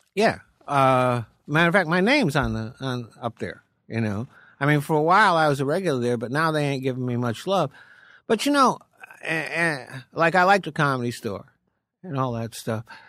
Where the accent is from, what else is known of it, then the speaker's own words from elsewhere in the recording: Rhode Island, United States; moved away as an adult; also born or lived in Maine; now in California, United States; Grew up in Rhode Island and came out to Cali in seventy-seven